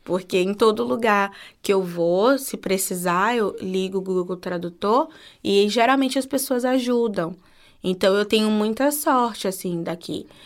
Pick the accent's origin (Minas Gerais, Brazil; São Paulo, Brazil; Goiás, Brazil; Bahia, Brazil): Bahia, Brazil; Salvador; now in Hungary; eu sou baiana, sou de Salvador mas eu não conheço, não conhecia antes de vir morar aqui alguém do Tocantins